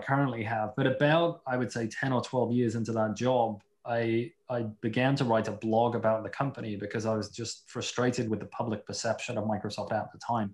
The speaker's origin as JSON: {"language": "English", "town": "Liverpool", "region": "North West England", "country": "United Kingdom", "tie": "born or raised there", "moved": "yes", "lives_now": "Seattle, United States", "said": "I'm originally from Liverpool in the UK, you know, home of the world's greatest football team"}